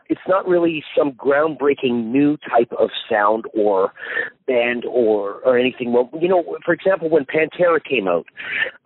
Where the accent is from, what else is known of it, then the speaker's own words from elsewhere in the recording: Canada; moved away as an adult; now in United Kingdom; I am a Canadian who lived in Canada his whole life